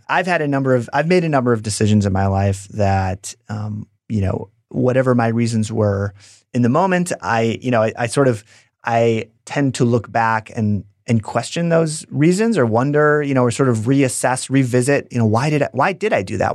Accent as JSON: {"language": "English", "region": "Wisconsin", "country": "United States", "also_born_or_lived": "San Francisco", "said": "if I wasn't from Wisconsin"}